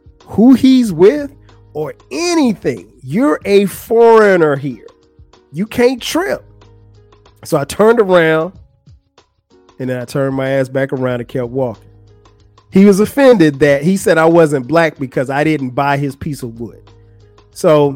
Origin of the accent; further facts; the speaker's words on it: United States; And I am an American and I am Black